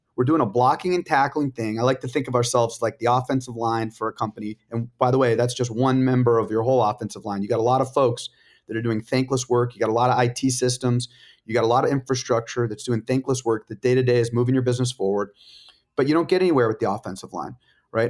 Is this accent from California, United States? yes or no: yes; La Jolla, California, United States; I grew up in La Jolla, California